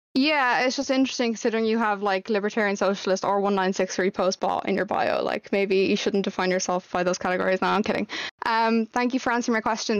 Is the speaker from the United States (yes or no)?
no; Ireland; as an Irish person